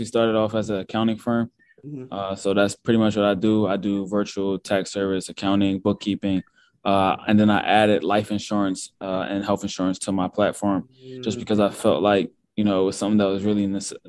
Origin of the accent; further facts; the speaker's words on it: Philadelphia, Pennsylvania, United States; also born or lived in Pittsburgh; I'm from Philadelphia, born and raised. I went to high school there.